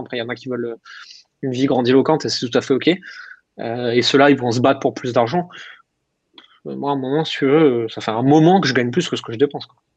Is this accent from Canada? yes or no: no; Alsace, Grand Est, France